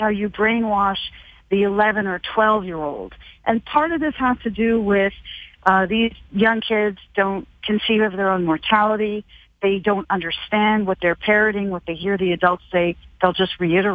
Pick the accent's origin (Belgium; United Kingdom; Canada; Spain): Canada; I'm Canadian